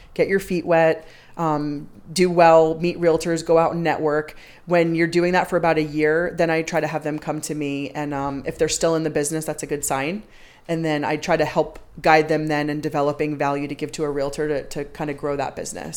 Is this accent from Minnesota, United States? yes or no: no; Long Island, New York, United States; moved away as an adult; also born or lived in Boston; I grew up on Long Island, so I'm an East Coaster.